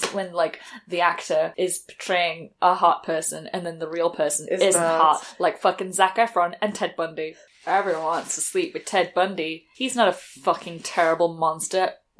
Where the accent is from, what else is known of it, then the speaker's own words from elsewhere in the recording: United Kingdom; as a British person